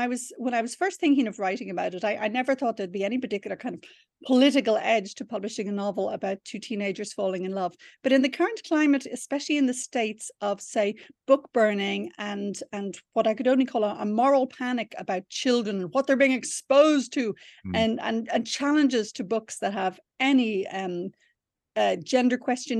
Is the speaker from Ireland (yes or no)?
yes; Ireland; It would have been heavenly, I have to admit.